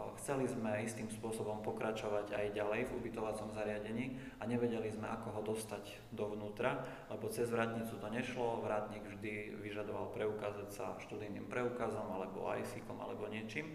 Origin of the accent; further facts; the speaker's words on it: Kurimka, Prešov Region, Slovakia; moved away as an adult; also born or lived in Svidník, Slovakia / Košice, Slovakia; pochádzam z malej dediny, ktorá sa nazýva Kurimka, to určite možno ani nikto nepočul doteraz. Je to v okrese Svitník, severovýchod Slovenska